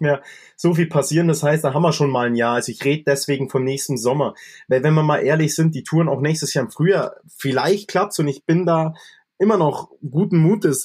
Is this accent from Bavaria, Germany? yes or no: yes; Allgäu, Bavaria, Germany; bei uns im Allgäu